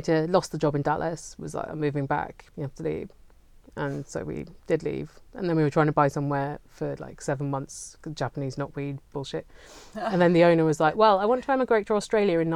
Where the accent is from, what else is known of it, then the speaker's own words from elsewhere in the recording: South East England, United Kingdom; I'm from Southeast England